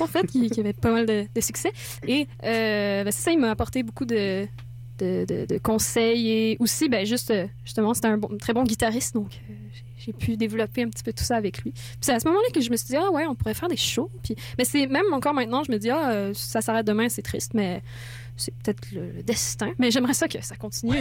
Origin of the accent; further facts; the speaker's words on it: France; moved away; je suis française